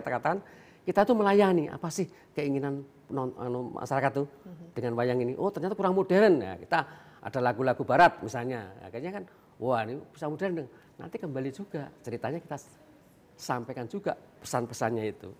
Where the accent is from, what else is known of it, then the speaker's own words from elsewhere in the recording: Gunung Kidul, Special Region of Yogyakarta, Indonesia; di daerah saya dulu di Gunung Kidul itu dulu paling hanya kurang dari 10 sekarang sudah hampir 200